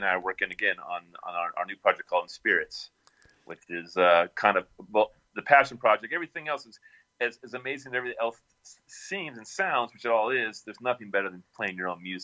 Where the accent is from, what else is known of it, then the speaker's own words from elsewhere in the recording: the Bay Area, California, United States; I grew up in the Bay Area also